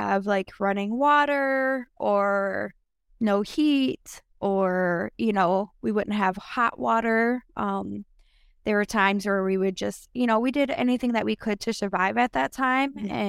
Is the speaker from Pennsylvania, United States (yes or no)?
no; Minneapolis, Minnesota, United States; we grew up mainly in North Minneapolis, area, you know, and there were times that we would stay in like condemned homes, condemned homes.